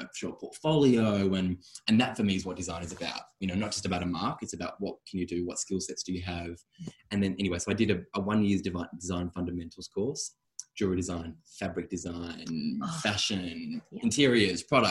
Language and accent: English; Sydney, New South Wales, Australia; I grew up on the North Shore in Sydney